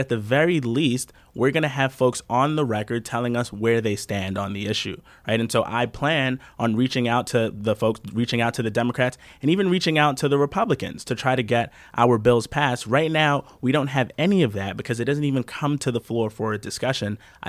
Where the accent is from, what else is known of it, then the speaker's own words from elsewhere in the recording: New York, United States; perhaps this is me just being snotty New Yorker, but I think that as New York goes, so does the nation, right?